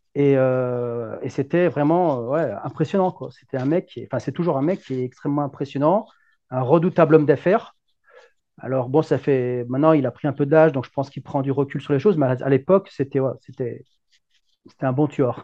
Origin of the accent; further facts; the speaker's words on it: Lyon, Auvergne-Rhône-Alpes, France; je suis un Lyonnais